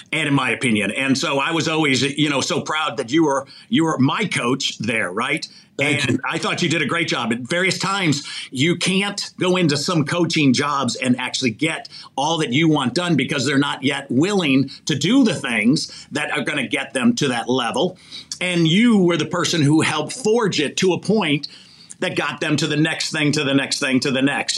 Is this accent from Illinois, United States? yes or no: yes; Chicago, Illinois, United States; moved away; also born or lived in Mishawaka, Indiana / Los Angeles; grew up in, in Chicago.